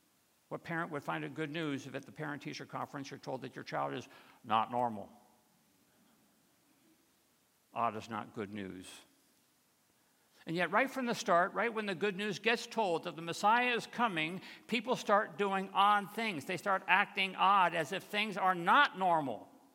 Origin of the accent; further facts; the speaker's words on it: Michigan, United States; Tom Ellerby, that's the name I'm giving him, was an elder in the church where I grew up outside of Detroit.